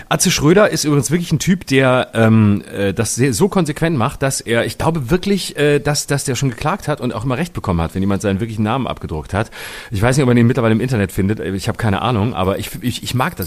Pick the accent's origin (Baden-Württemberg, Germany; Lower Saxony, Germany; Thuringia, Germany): Baden-Württemberg, Germany; meinem Heimatbundesland, in Baden-Baden